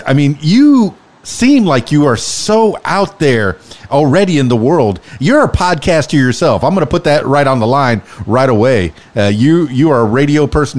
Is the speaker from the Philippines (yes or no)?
no; Miami, Florida, United States; now in Arkansas, United States; I'm from Miami, but here I am in Arkansas right now